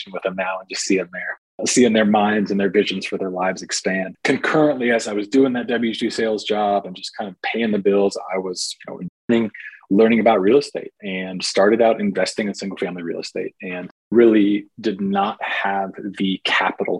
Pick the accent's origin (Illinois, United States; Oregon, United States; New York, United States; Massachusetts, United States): Oregon, United States; Portland; I was born and raised in Portland, Oregon